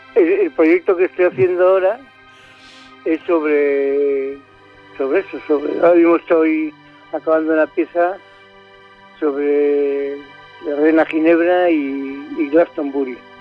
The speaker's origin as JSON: {"language": "Spanish", "town": "Bilbao", "region": "Basque Country", "country": "Spain", "moved": "yes", "lives_now": "Valencia, Spain", "said": "soy de Bilbao"}